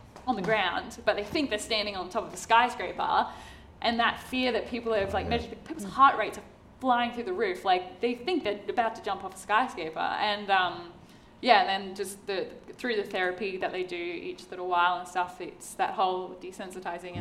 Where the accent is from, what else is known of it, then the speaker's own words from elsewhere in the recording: Torres Strait Islands, Queensland, Australia; I grew up in the Torres Straits. I went diving every single day of my life.